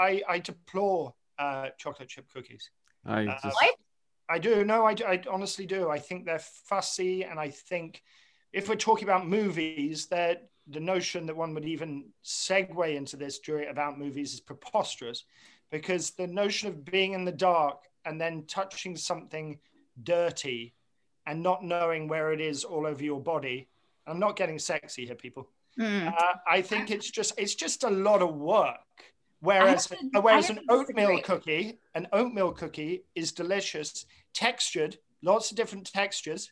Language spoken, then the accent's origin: English; England, United Kingdom; moved away as an adult; also born or lived in Montclair, New Jersey; now in United States; I'm obviously from England originally.